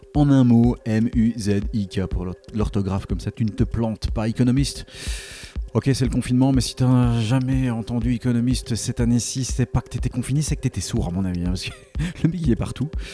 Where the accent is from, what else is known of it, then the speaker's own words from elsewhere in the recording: Belgium; je suis belge